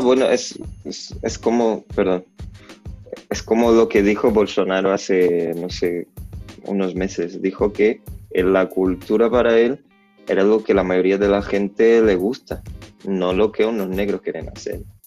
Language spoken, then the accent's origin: Spanish; Salvador, Bahia, Brazil; Spanish is a second language; moved away; yo vengo de Salvador de Bahía